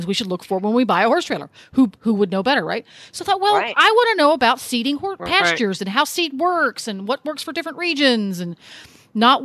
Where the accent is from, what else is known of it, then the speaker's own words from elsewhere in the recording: Mid-Atlantic, United States; now in Ocala, United States; I grew up in the Mid-Atlantic area where lots of species of grasses grow.